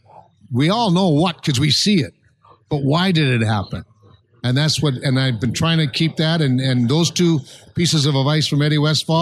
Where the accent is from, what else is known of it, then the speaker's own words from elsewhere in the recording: Calgary, Alberta, Canada; moved away as an adult; also born or lived in New Jersey; I was from Calgary, Alberta, so I ended up doing rodeo